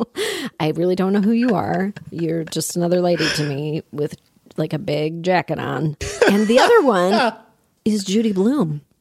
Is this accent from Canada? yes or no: yes; Toronto, Ontario, Canada; I grew up in Toronto.